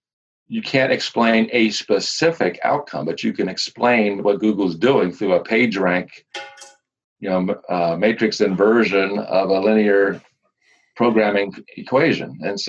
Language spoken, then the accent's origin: English; Louisiana, United States; I'm a scientist and I'm from Louisiana and I have a brother in Delaware.